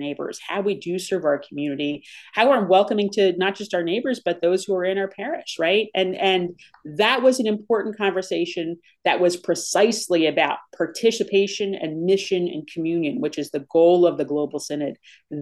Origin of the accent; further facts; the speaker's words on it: United States; as American Catholics